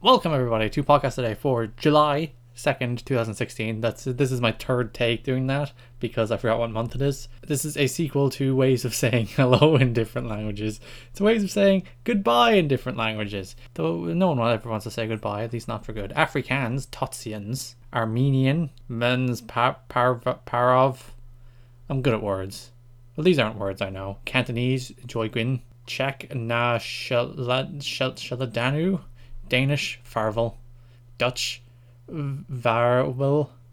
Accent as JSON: {"language": "English", "country": "Ireland", "said": "I speak some Irish, 'cause I'm Irish"}